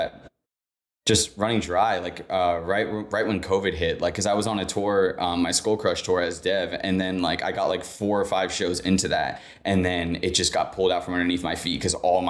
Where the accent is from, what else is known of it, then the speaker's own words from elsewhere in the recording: Orlando, Florida, United States; I am from Orlando, Florida